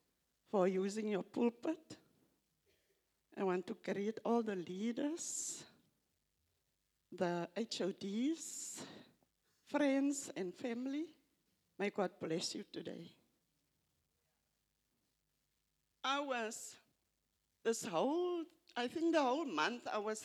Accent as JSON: {"language": "English", "country": "South Africa", "first_language": "Afrikaans", "second_language": "English", "said": "it's not my first language, English. I'm Afrikaans"}